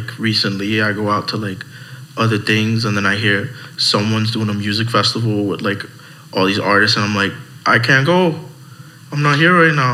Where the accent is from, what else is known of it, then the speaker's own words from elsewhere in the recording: Lawrence, Massachusetts, United States; I'm from Lawrence